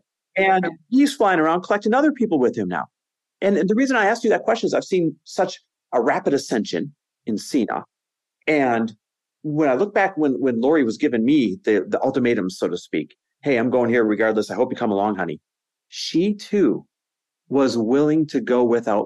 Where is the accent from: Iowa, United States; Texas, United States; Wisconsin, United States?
Wisconsin, United States; Green Bay; born or raised there; also born or lived in Los Angeles, California / Arizona; now in Newport Beach, United States